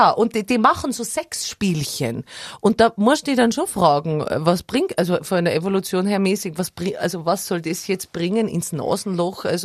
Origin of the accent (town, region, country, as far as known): Tyrol, Austria; now in Vienna, Austria